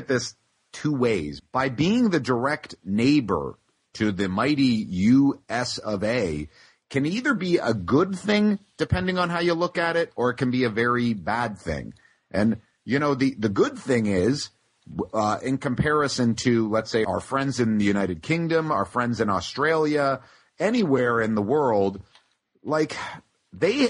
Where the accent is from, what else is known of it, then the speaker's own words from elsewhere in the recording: Canada; also born or lived in Toronto; by us being Canadian